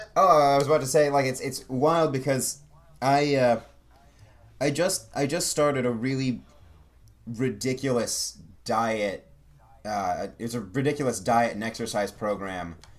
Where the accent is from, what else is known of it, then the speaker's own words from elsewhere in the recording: Ohio, United States; moved away as an adult; now in Hollywood, United States; I'm originally from Ohio